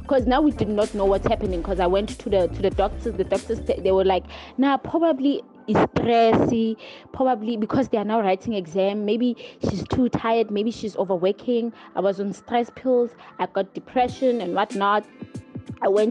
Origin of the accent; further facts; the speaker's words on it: KwaZulu-Natal, South Africa; I am from KZN, KwaZulu-Natal